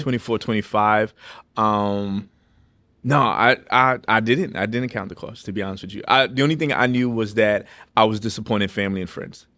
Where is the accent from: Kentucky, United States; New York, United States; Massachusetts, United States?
New York, United States; New York City; also born or lived in Los Angeles; now in Lynchburg, United States; I'm from New York City